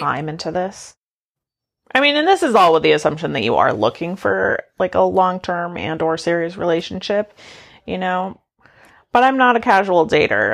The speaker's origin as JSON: {"language": "English", "region": "Maine", "country": "United States", "said": "I'm from Maine where there's taxidermied animals"}